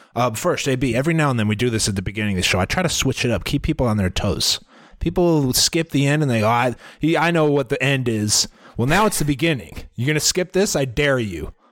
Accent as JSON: {"language": "English", "region": "Iowa", "country": "United States", "said": "we're from Iowa"}